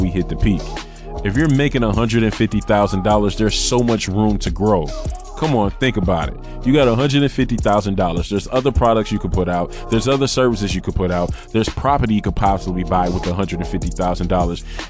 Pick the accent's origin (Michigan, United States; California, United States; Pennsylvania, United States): Michigan, United States; now in New York, United States; originally I'm from Michigan and I'm in New York